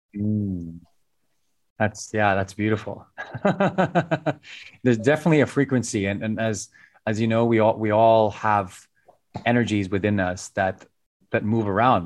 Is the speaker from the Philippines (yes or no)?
yes; Philippines; growing up in the Philippines